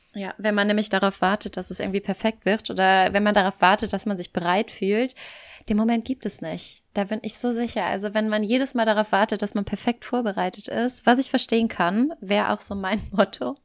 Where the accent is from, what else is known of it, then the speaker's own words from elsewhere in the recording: German-speaking Community of Belgium, Wallonia, Belgium; moved away as an adult; also born or lived in Cologne, Germany; now in Barcelona, Spain; ich komme eigentlich aus Belgien, aus dem deutschsprachigen Teil, bin irgendwann vor ein paar Jahren nach Köln gezogen.